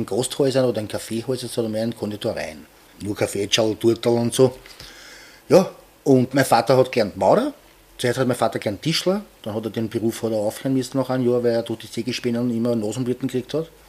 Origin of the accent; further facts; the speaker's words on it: Aspern, Vienna, Austria; weil ich bin ja auch in Oschborn aufgewachsen und da war ja 1809 bei Napoleon und das habe ich natürlich in der Schule gelernt. Und bei uns in Hirstetten war eine Kanonenkugel in der Mauer drinnen von dieser Zeit.